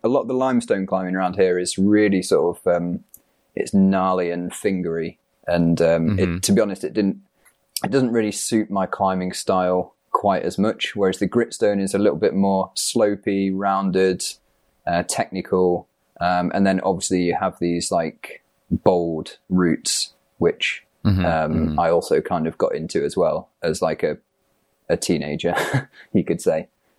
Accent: East Midlands, United Kingdom; I grew up in the Peak District

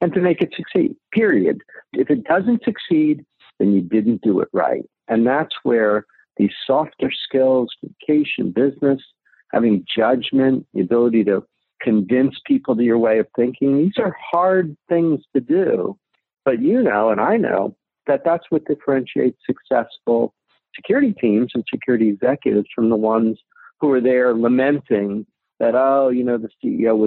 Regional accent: New Jersey, United States; I grew up in New Jersey

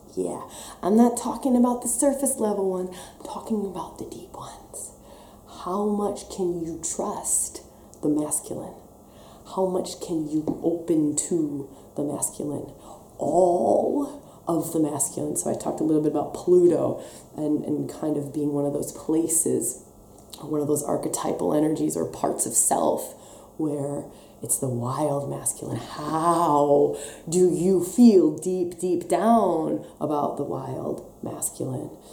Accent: Wisconsin, United States; accent: Wisconsin; now in Australia; There's my Wisconsin accent coming back

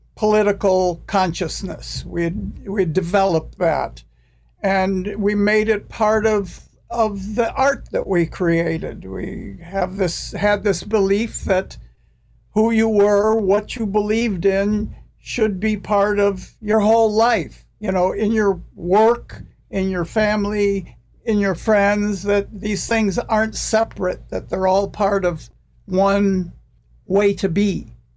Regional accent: United States; I'm American

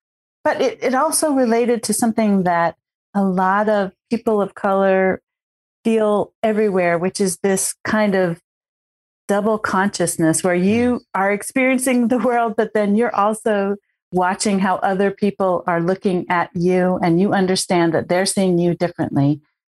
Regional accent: California, United States; also born or lived in Oregon / Washington; Even though I'm from a tribe from Northern California, I grew up in California, Oregon, and Washington State.

